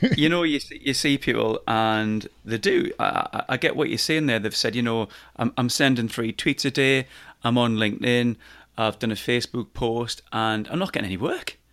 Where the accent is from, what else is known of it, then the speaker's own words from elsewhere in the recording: Newcastle upon Tyne, North East England, United Kingdom; accent: Geordie; my Geordie just kicks